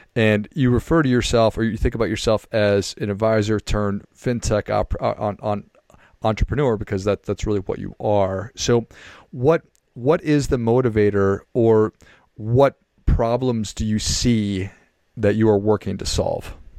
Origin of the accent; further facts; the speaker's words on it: Duluth, Minnesota, United States; I grew up in Duluth, Minnesota